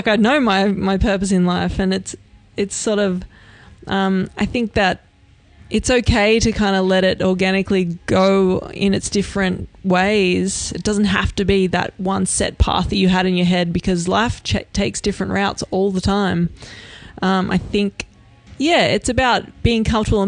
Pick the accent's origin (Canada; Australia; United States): Australia; I'm Australian